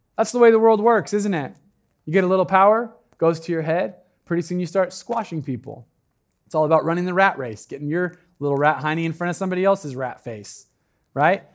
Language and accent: English; Medford, Oregon, United States; now in Eugene, United States; I'm from Medford